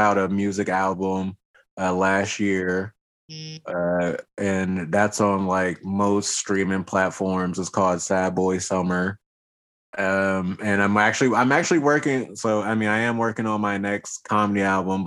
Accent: Washington, District of Columbia, United States; also born or lived in Riverside, California; now in Humboldt County, California, United States; I grew up in the city. I'm originally from Washington, D.C.

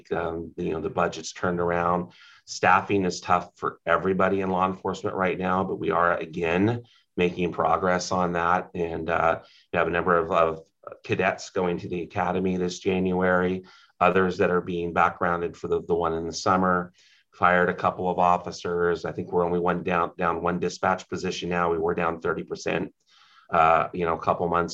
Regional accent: Humboldt County, California, United States; I was born and raised in Humboldt County.

